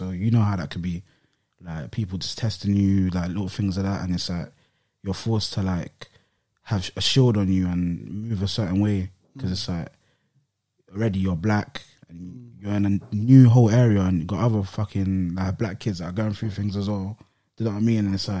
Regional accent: London, United Kingdom; I grew up like any other, like, person or, like, kid that's growing up in London and, like, an estate and that.

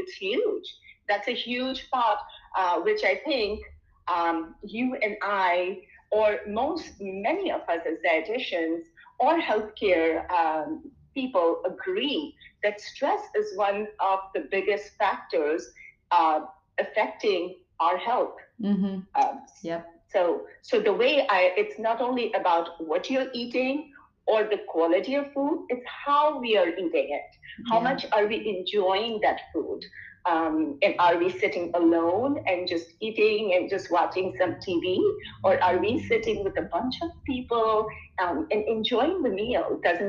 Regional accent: India; now in Michigan, United States; when I came in from India to the US, which is, I'm trying to think, I've spent most of my life in Michigan, of course.

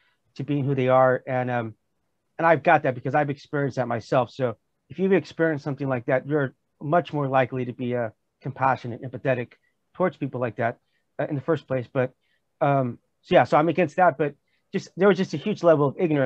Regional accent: United States; moved away as an adult; now in South Korea; as an American

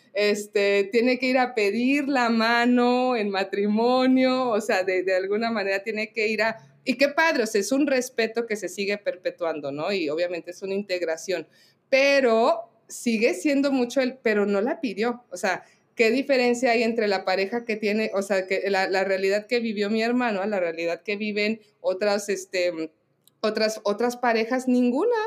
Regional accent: Mexico; nosotros como mexicanos

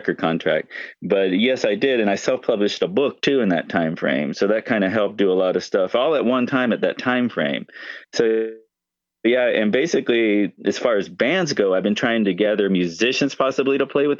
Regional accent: Florida, United States; moved away as an adult; also born or lived in California; I'm originally from Florida. I moved to California

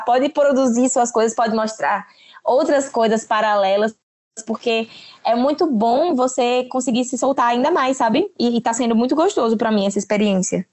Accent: Aracaju, Sergipe, Brazil; sou de Sergipe, Aracaju

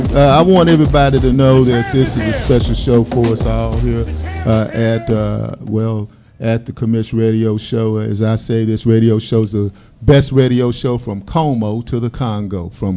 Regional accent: Dallas, Texas, United States; I'm from Texas

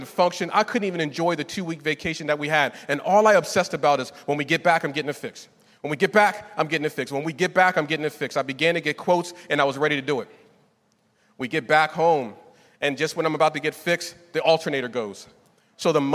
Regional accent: Northeast, United States; moved away; I was raised in the Northeast

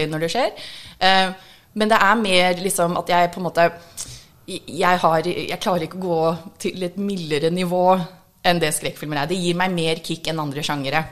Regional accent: United States; Norwegian is a second language; now in Norway; Jeg er egentlig amerikansk. Norsk er andrespråket mitt

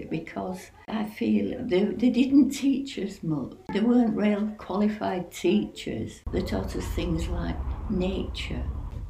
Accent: Bradford, Yorkshire and the Humber, United Kingdom; Yes, but not where we lived before, because it was a slum. And there was slum clearance. And they'd built a housing estate in Bradford, and we were the first tenants in the place, and it was called Canterbury.

